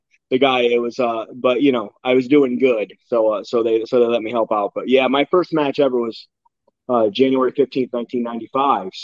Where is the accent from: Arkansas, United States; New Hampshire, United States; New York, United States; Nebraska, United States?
New York, United States; Campbell; Campbell, New York. That's my hometown.